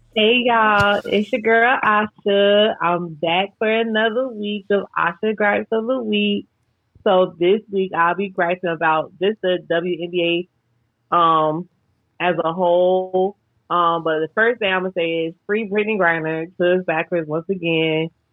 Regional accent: United States; even as a black American

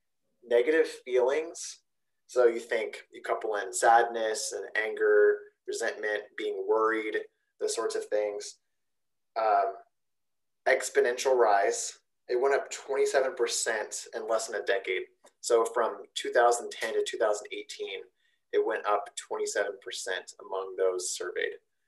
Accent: Zanesville, Ohio, United States; accent: Zanesvillian; My Zanesvillian accent

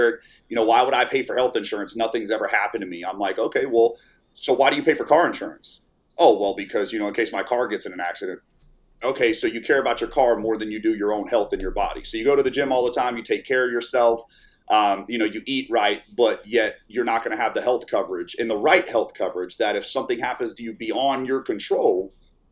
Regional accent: Orlando, Florida, United States; moved away as an adult; also born or lived in Tampa, Florida; now in Fort Worth, United States; we're actually both from Orlando. Yeah, born and raised in Orlando, but we were in Tampa the last, 6 to 7 years before we moved out here to Texas.

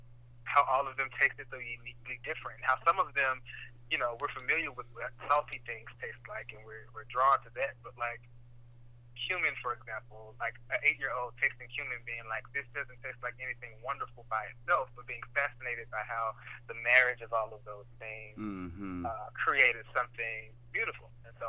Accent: the South, United States; We're from the South. It's all together.

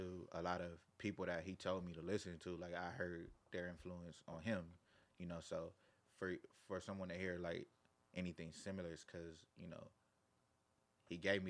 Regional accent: Carson, California, United States; I'm from Carson. Like TDE Studio is in Carson.

